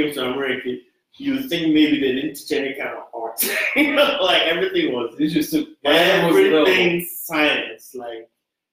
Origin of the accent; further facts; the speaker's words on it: Nigeria; moved away as an adult; now in Austin, United States; I grew up in Nigeria, and in our education system